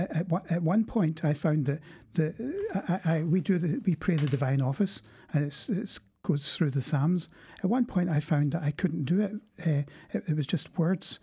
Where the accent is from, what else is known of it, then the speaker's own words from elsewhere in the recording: Glasgow, Scotland, United Kingdom; now in England; I'm from Glasgow